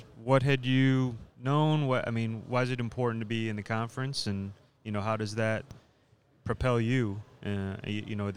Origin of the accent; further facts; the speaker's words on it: Cleveland, Ohio, United States; two Cleveland guys born and raised here